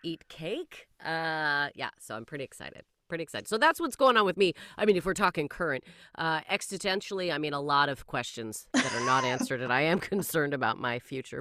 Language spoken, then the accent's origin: English; Canada; I am Canadian